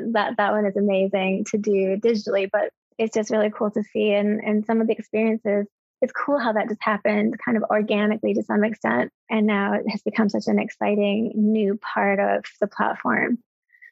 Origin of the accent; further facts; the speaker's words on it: United States; as an American